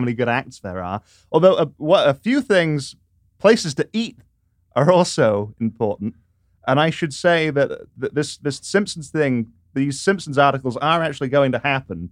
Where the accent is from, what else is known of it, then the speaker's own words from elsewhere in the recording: England, United Kingdom; moved away as an adult; now in Washington, D.C., United States; how it was back home.